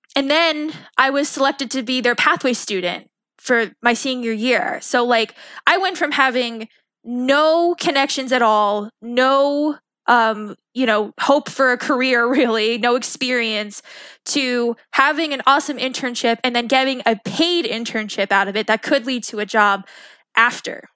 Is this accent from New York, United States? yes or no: yes; Long Island, New York, United States; moved away as an adult; I grew up on Long Island